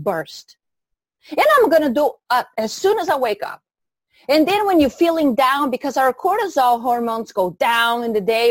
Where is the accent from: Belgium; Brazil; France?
Brazil; moved away as an adult; now in United States; I'm originally from Brazil